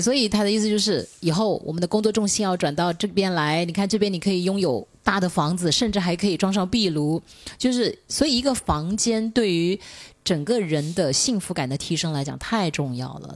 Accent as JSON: {"language": "Chinese", "town": "Shenzhen", "region": "Guangdong", "country": "China", "said": "家就是好像我们深圳人最后的一个堡垒"}